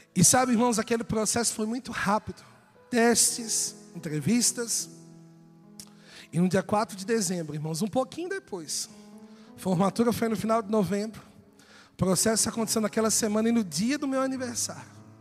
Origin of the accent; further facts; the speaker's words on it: São Paulo, Brazil; E eu sou paulista